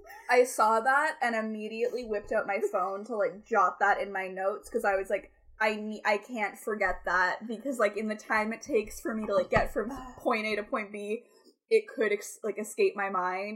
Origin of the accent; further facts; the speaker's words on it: Toronto, Ontario, Canada; also born or lived in Ottawa; So, like, I have grown up in Scarborough. Born and raised. Just kidding. I was born in Ottawa. Raised in Scarborough. In the suburbs of Toronto.